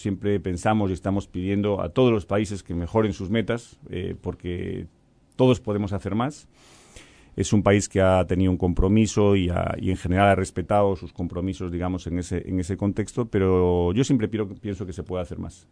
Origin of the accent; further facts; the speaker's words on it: Galicia, Spain; now in Uruguay; yo vengo de Galicia, soy gallego